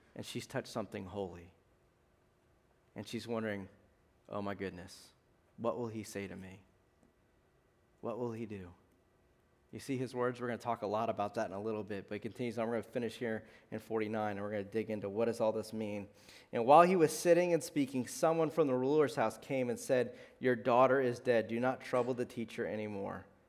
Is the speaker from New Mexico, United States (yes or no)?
no; South Louisiana, United States; moved away; I'm from South Louisiana.